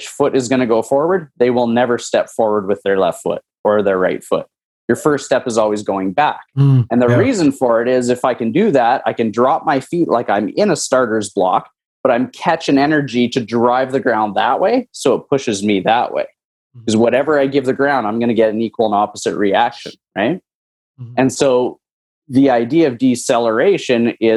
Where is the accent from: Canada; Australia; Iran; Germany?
Canada; Lucky Lake, Saskatchewan; moved away as an adult; now in South Florida, United States; I'm originally from Lucky Lake, Saskatchewan. Moved from Canada to Florida about almost 8 years ago.